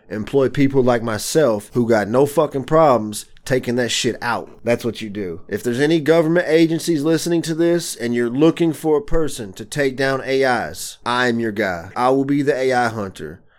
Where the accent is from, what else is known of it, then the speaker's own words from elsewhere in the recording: the South, United States; moved away as an adult; now in Michigan, United States; I grew up in the South, so I'm not used to winter conditions. So I moved here in two thousand ten